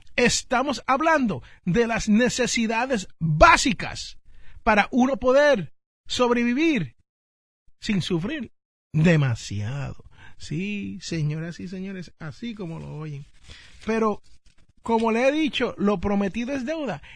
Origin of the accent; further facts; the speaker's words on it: Jersey City, New Jersey, United States; en el barrio donde yo nací, Jersey City, New Jersey